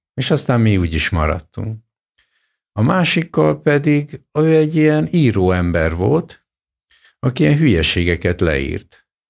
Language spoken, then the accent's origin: Hungarian; Hungary; born or raised there; also born or lived in Soviet Union / Japan / England